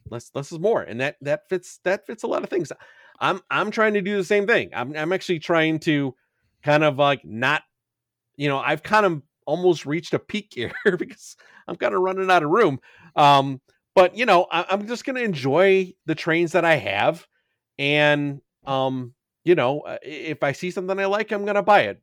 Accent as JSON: {"language": "English", "town": "Chicago", "region": "Illinois", "country": "United States", "said": "I'm from Chicago"}